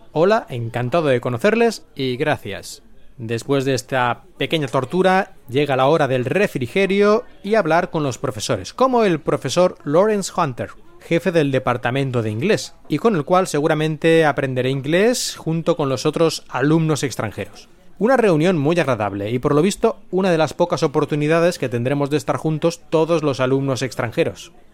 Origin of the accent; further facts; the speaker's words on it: Spain; moved away as an adult; now in Japan; yo soy de España